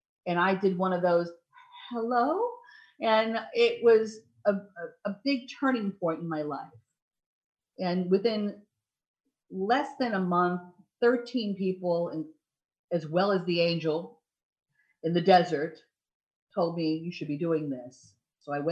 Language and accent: English; Ohio, United States; moved away; I was born in Ohio